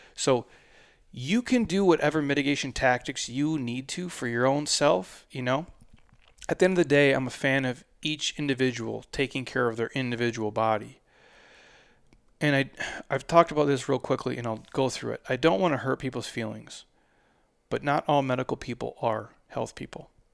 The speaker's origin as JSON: {"language": "English", "region": "Midwest", "country": "United States", "said": "I'm from the Midwest"}